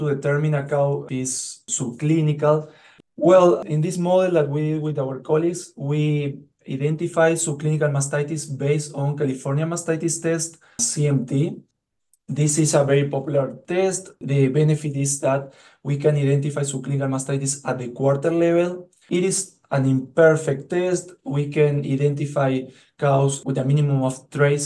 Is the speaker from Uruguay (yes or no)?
yes; Uruguay; moved away as an adult; also born or lived in New Zealand / Minnesota, United States; now in Michigan, United States; I'm originally from Uruguay